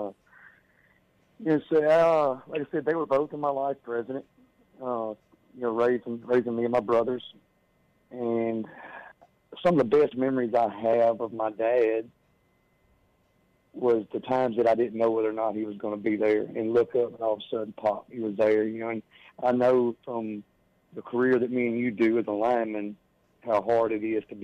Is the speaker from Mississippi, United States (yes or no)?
yes; South Mississippi, United States; I was born and raised in South Mississippi.